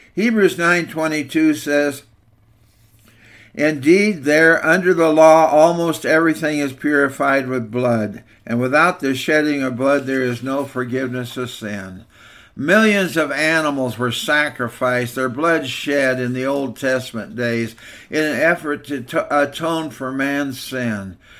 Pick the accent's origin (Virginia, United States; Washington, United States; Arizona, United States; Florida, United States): Washington, United States; Walla Walla; When I was growing up in Walla Walla First Church, the Nazarene